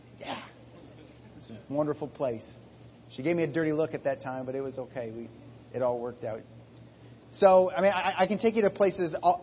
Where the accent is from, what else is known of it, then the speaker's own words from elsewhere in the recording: Iowa, United States; I grew up in Iowa